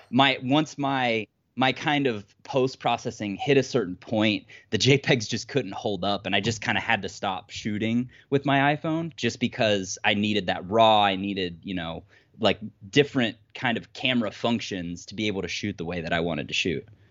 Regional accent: Ohio, United States; now in Ann Arbor, Michigan, United States; I'm originally from Ohio, just, like, middle of nowhere, absolute nowhere, but I currently live just outside of Ann Arbor, Michigan.

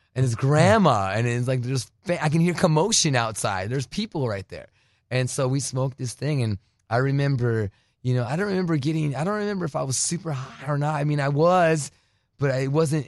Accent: Douglas, Arizona, United States; also born or lived in Phoenix, Arizona / New Jersey; now in California, United States; I was born in Phoenix, but raised on the border

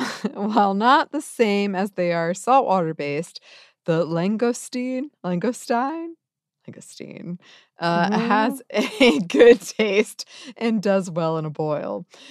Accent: Ohio, United States; Growing up in Ohio, we actually had a lot that grew in the creek behind us.

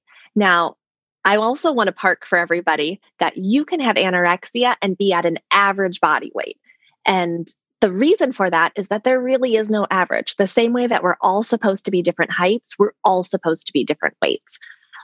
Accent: Minnesota, United States; I'm from Minnesota

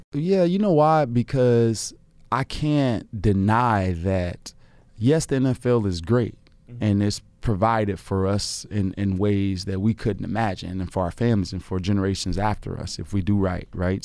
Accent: Chicago, Illinois, United States; my grandmother had a you know house on the south side of Chicago. We grew up in the Argyle, um, Robert Taylor Home Projects

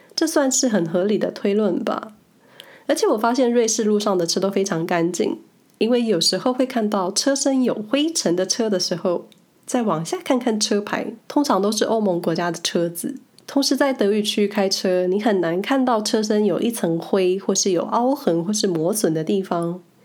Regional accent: Taiwan; now in Switzerland; 从小在台湾莫名培养了不信任驾驶感

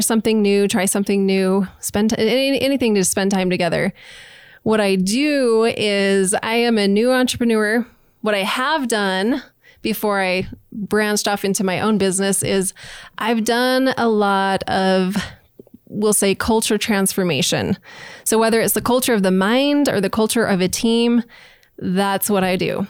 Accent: Utah, United States; also born or lived in New Orleans, Louisiana / Nashville, Tennessee; now in Idaho Falls, United States; I grew up in Utah

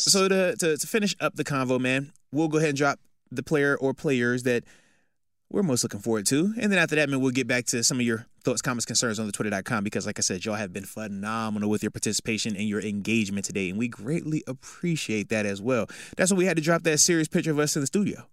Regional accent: East Coast, United States; I'm from the East Coast

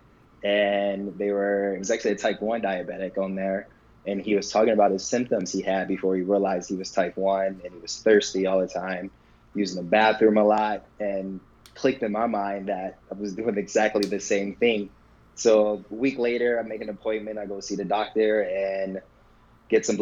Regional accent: Michigan, United States; moved away as an adult; also born or lived in Boston; now in Los Angeles, United States; I grew up in Michigan

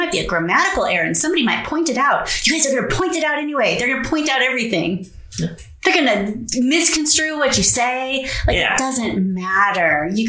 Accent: West Coast, United States; also born or lived in North Carolina; So we're from the West Coast originally. We've both been in the military. We've moved all over the place.

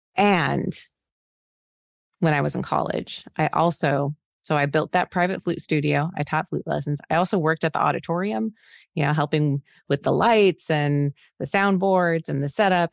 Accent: Phoenix, Arizona, United States; moved away as an adult; now in Cincinnati, United States; I'm from Phoenix, Arizona. I live in Cincinnati, Ohio right now

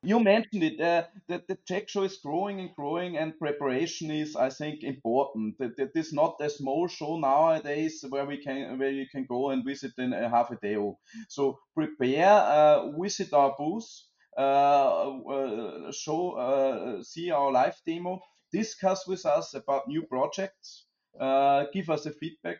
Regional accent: Austria; as you hear from me and from …, we are both from Austria

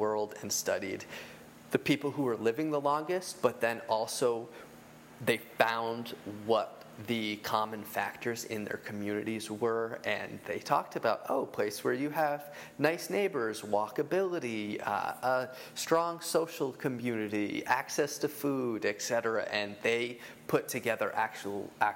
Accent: Poughkeepsie, New York, United States; moved away; it's next to the town where I grew up. But of course, now that it's cool, I claim it as my hometown because that's where I go and hang out when I go home to, I usually say Poughkeepsie, but it's Beacon, New York

